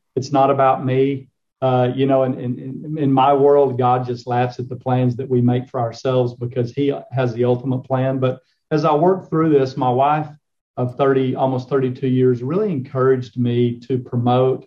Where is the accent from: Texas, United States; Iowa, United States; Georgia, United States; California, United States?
Texas, United States; Claude; I grew up on the Palo Duro Canyon, Claude, Texas, up in the Texas Panhandle.